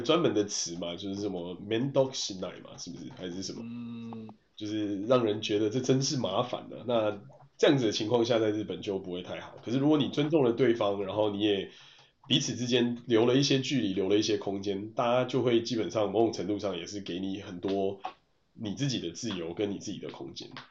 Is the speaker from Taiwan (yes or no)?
yes; Taiwan; 我们是台湾来的